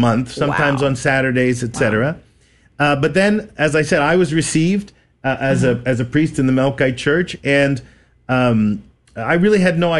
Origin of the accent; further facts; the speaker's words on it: Montreal, Quebec, Canada; moved away as an adult; now in Texas, United States; Originally born and raised in Montreal, Canada.